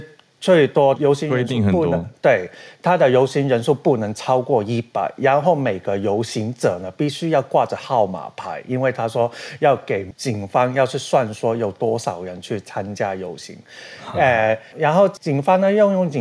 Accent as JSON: {"language": "Chinese", "country": "Hong Kong", "said": "所以大大家以为就是、嗯、我们香港人都以为说我们的嘉欣 BB 就是那个我们"}